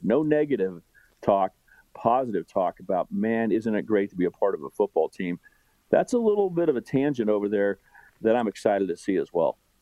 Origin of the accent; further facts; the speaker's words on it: Wichita, Kansas, United States; now in Kansas City, United States; I grew up in Wichita